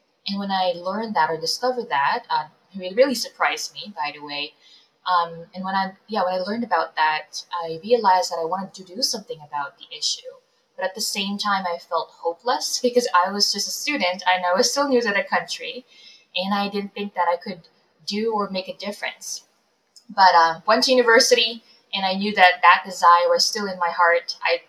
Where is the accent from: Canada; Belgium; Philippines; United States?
Philippines; moved away; Yeah, I'm an immigrant. My family and I moved here from the Philippines about 12 years ago, so in 2009.